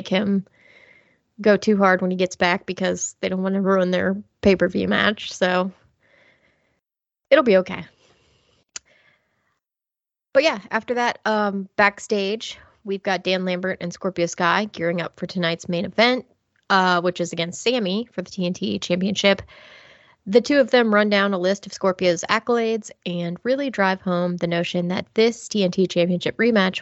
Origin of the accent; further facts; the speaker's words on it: United Kingdom; me as a Brit